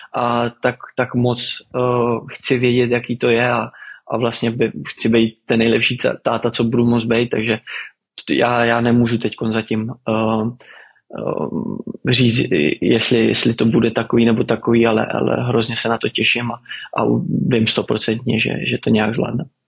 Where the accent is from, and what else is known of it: Czechia; moved away; also born or lived in Netherlands